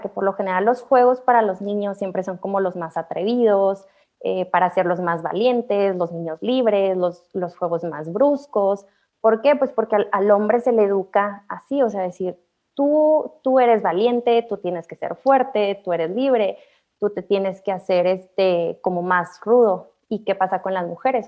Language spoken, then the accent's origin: Spanish; Hidalgo del Parral, Chihuahua, Mexico; yo soy de Parral, es una ciudad pues chiquita